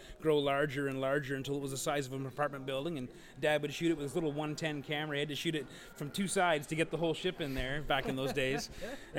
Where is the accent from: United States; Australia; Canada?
Canada; St. Catharines, Ontario; I grew up in St. Catharine, so like getting to Toronto was a big deal